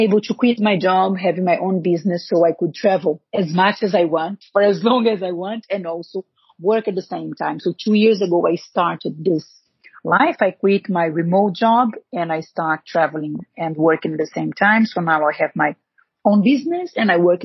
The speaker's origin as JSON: {"language": "English", "country": "Brazil", "tie": "born or raised there", "second_language": "English", "moved": "as an adult", "said": "I was born in Brazil. I lived in Brazil until I was 25, I think, 24."}